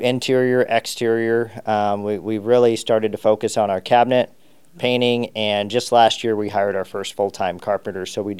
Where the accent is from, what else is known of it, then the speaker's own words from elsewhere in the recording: Argos, Indiana, United States; Sure. Yeah, I'm from Indiana. I grew up in a small farm town called Argus, Indiana.